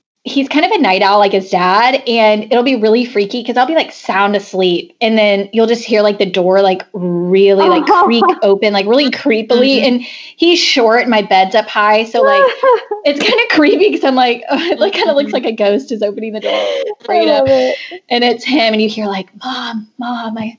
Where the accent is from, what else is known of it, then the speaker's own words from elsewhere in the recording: Argyle, Texas, United States; moved to my hometown and started coaching at Liberty Christian School in Argyle, Texas